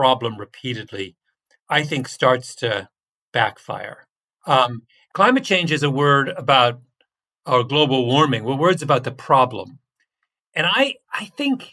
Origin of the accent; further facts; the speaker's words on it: Canada; moved away; I say that as a Canadian